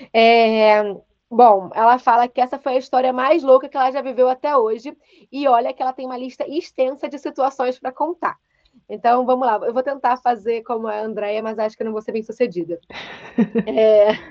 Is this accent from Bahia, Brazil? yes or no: yes; Salvador, Bahia, Brazil; E eu sou de Salvador e ele é do Rio, mas mora em BH.